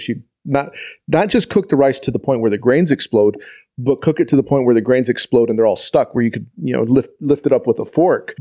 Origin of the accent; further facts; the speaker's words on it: El Paso, Texas, United States; now in Austin, United States; I grew up in El Paso, Texas, which is a border city